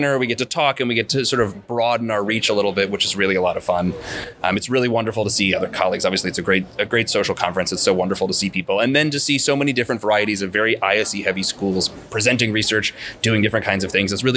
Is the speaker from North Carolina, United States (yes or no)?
yes; Wilmington, North Carolina, United States; I'm originally from Wilmington, North Carolina